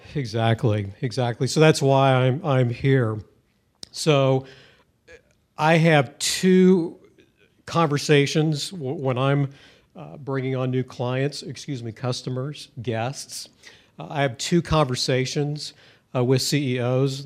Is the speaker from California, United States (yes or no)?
no; Missouri, United States; I'm from Missouri